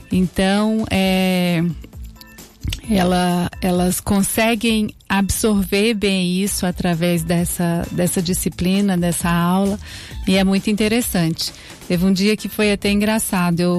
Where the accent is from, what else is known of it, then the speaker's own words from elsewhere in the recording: Minas Gerais, Brazil; now in Araraquara, Brazil; Mineira, sou mineira, mas adotei Araraquara